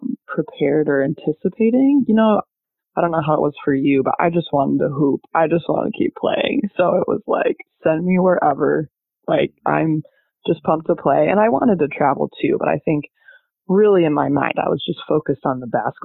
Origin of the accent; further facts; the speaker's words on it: Benzie County, Michigan, United States; moved away as an adult; also born or lived in Portugal / Germany; So I grew up in Benzie County, smallest county in Michigan. So from a really small town.